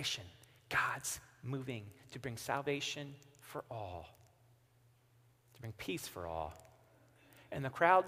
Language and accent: English; Missouri, United States; I'm from Missouri